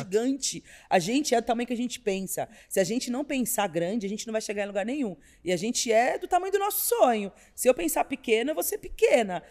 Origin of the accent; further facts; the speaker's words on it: São Paulo, Brazil; also born or lived in Taboão da Serra / Campo Limpo; ter sido nascida e criada na Vila Madalena